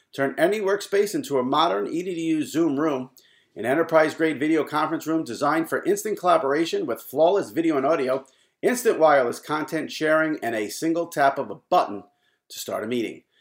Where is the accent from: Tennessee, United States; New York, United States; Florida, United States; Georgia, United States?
New York, United States; as a New Yorker who's followed New York media for a long time